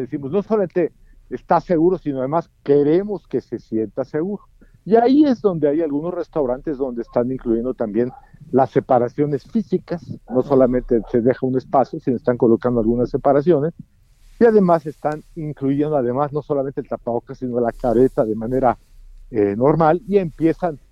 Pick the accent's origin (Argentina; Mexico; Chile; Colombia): Mexico; como mexicano, sé que en México somos muy dados a querer violar las reglas.